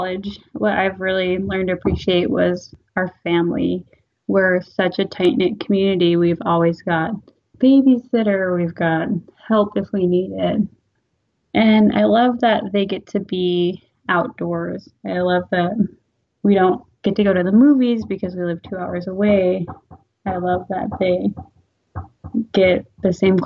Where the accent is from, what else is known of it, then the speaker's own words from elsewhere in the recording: Neah Bay, Washington, United States; Born and raised here, small